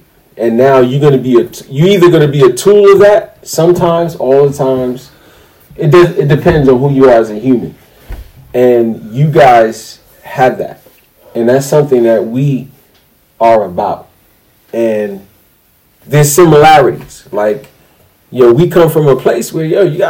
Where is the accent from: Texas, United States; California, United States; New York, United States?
New York, United States; New York City; We're Brooklyn guys.